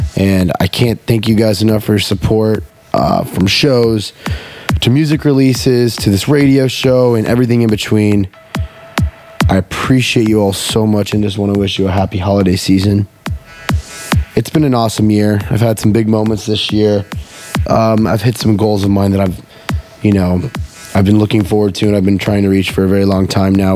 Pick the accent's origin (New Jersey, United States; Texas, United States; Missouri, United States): Texas, United States; Houston; Houston, Texas, my hometown, where I was born